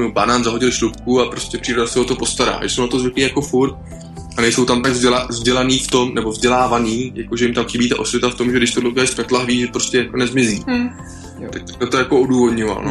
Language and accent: Czech; Czechia; Češi, jak jsme prostě národ horalů